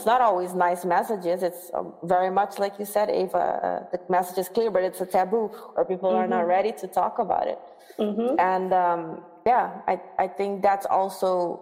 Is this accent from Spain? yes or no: no; Aruba; moved away as an adult; also born or lived in Netherlands; I'm from Aruba